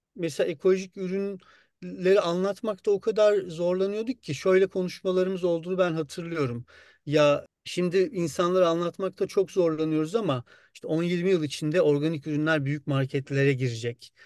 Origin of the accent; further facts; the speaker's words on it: Muğla, Turkey; moved away; also born or lived in Istanbul; ben Muğla'da büyüdüm.